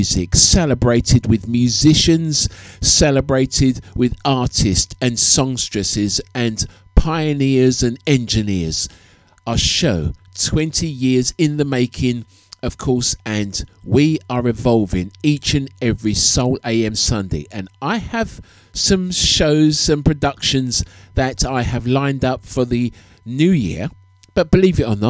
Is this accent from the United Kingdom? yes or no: yes; United Kingdom; growing up in the United Kingdom